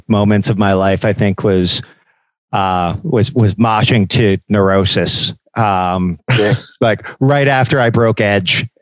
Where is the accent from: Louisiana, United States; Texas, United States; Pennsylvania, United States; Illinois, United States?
Pennsylvania, United States; Philadelphia; I'm from Philadelphia.